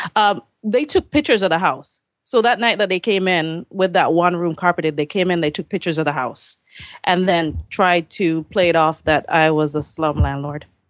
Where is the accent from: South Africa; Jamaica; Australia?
Jamaica; moved away as an adult; now in Maryland, United States; I came from Jamaica in ninety-nine